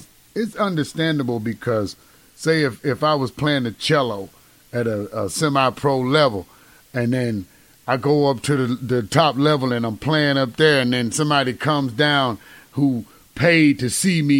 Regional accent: Cleveland, Mississippi, United States; Yeah, man. Cleveland.

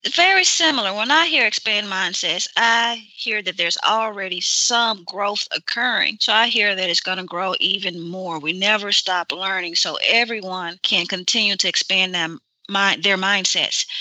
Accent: Mississippi, United States; I'm from Mississippi

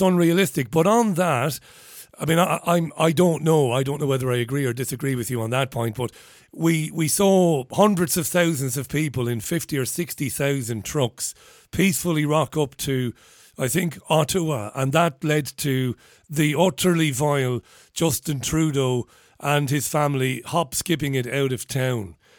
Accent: Ireland; I'm Irish

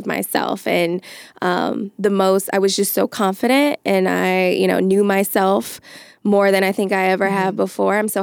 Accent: Atlanta, Georgia, United States; also born or lived in New Orleans; now in Los Angeles, United States; I'm originally from Atlanta. I'm a Southern girl.

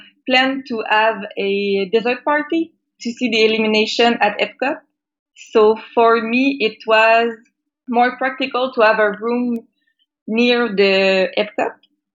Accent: Quebec, Canada; I am from Quebec

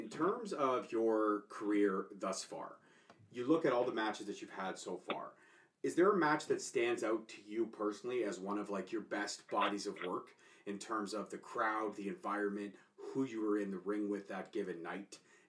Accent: Canada; But I'm Canadian, sure.

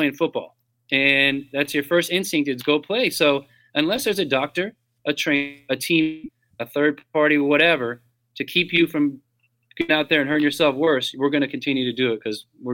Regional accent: Orange County, Southern California, United States; moved away as an adult; now in Atlanta, United States; growing up in Southern California

